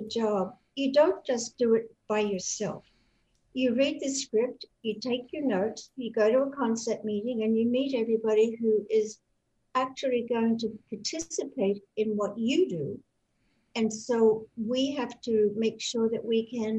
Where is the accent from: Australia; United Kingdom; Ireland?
Australia; west of Sydney and the Blue Mountains, New South Wales; accent: Australian; moved away; I was born in Australia, in New South Wales, and I literally grew up in the bush